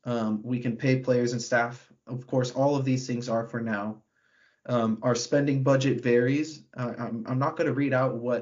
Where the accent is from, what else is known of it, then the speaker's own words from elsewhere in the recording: United States; I'm an American